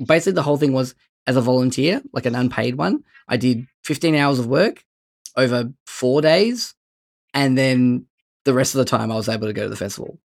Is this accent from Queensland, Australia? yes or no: no; Bendigo, Victoria, Australia; I'm from Bendigo